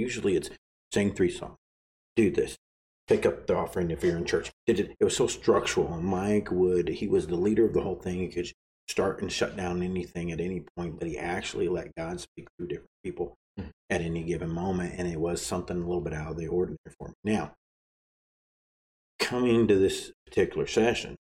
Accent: Arkansas, United States; I'm from Arkansas

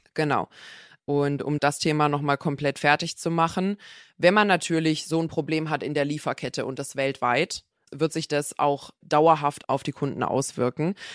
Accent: Black Forest, Baden-Württemberg, Germany; Ich komme aus dem Schwarzwald

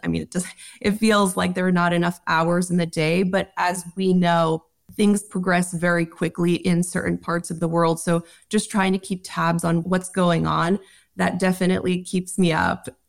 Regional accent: New York, United States; Growing up in New York, I remember in the early two thousands going into Manhattan

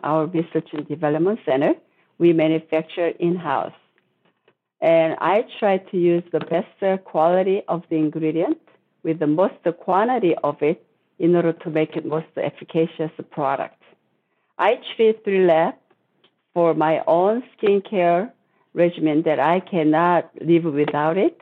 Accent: South Korea; moved away as an adult; now in United States; I was born in Korea. I was living in Korea until I was 21. And then I came to the U.S. to go to college

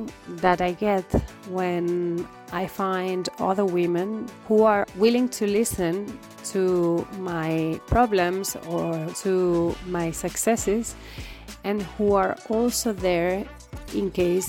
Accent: Spain; now in Belgium; I'm from Spain, but I live in Belgium.

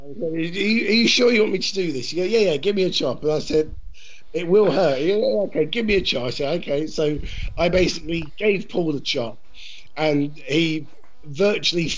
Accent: Brighton, South East England, United Kingdom; my hometown

